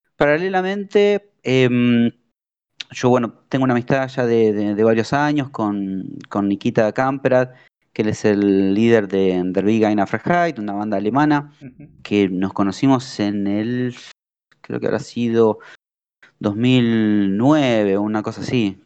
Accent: Argentina; la primera banda argentina

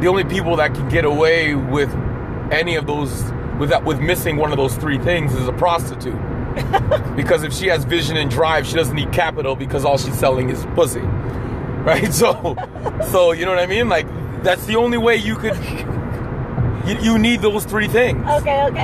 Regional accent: Ontario, Canada; I'm from Ontario, and in Ontario, you finish high school at 19 back in the 90s

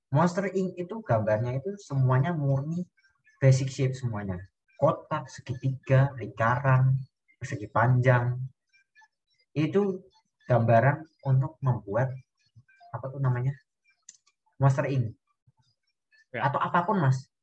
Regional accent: Java, Indonesia; Aku kan orang Jawa ya mas.

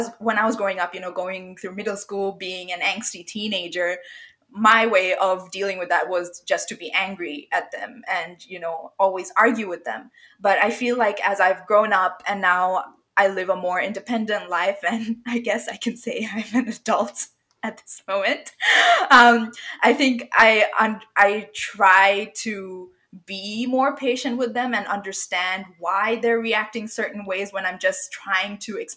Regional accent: Bangladesh; moved away as an adult; now in Australia; I didn't grow up in Australia. I came here after, you know, after high school for university, but I grew up in Bangladesh.

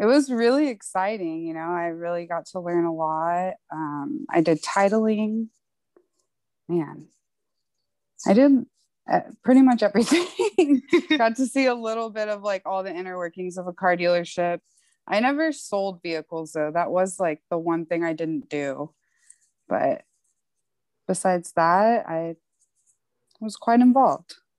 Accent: McAllen, Texas, United States; moved away as an adult; also born or lived in South Padre Island, Texas / Houston, Texas; now in Austin, United States; I'm actually from McAllen in South Padre Island. I spent my school years in McAllen and then the summers in South Padre

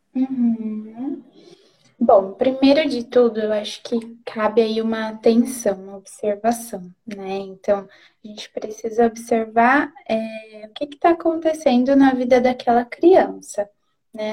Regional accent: Londrina, Paraná, Brazil; moved away as an adult; now in Presidente Prudente, Brazil; sou formada em Londrina, que é a minha cidade natal

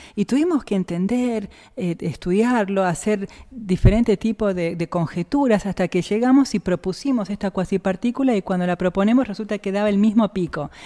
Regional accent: Jujuy, Argentina; also born or lived in Rosario; now in Bariloche, Argentina; ya vivíamos en Jujuy desde que yo era muy chiquita, así que yo me considero jujeña

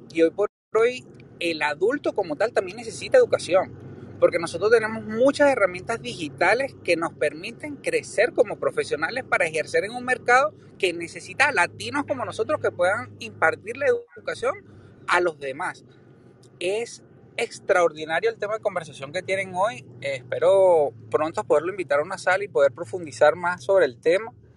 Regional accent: Venezuela; moved away as an adult; now in United States; yo soy americano desde muy pequeño, pero viví en Venezuela

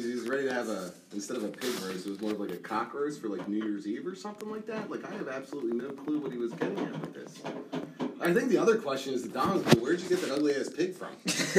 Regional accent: Philadelphia, Pennsylvania, United States; we're from Philadelphia.

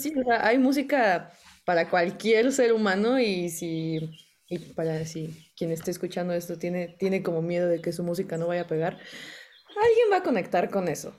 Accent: Naucalpan, State of Mexico, Mexico; first language Spanish; Crecí eh, aquí en el Estado de México y siempre he hablado español y todo. Eh, arriba los satelucos

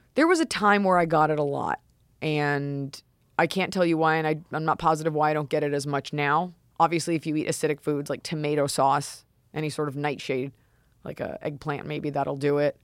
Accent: United States; I'm too programmed as an American

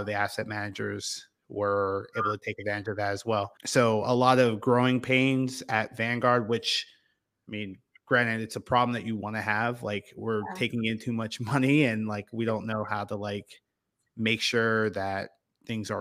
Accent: about an hour from Penn State, Pennsylvania, United States; Penn State was right in my backyard. It was about an hour away from my hometown

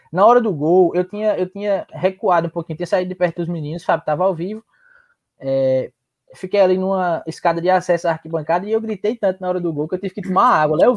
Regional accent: João Pessoa, Paraíba, Brazil; also born or lived in Petrolina / Recife / Solânea; Na, nascido em Petrolina, é, crescida ali um pouquinho em Recife, mas criada aqui em João Pessoa

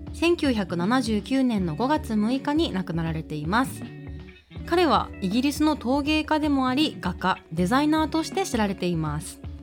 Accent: Iizuka, Fukuoka, Japan; now in Fukuoka, Japan; 私の故郷飯塚

